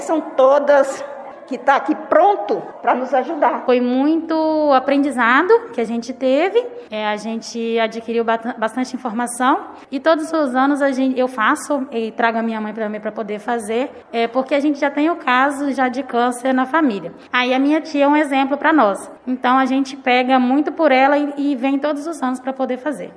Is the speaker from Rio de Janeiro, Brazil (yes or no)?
yes; Rio de Janeiro, Brazil; moved away as an adult; eu sou do Rio de Janeiro, eu, eu acabei chegando aqui já vai fazer um ano